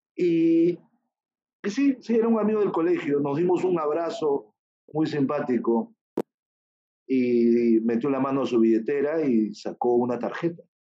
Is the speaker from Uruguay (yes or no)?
no; Peru; yo soy peruano, nací aquí en Perú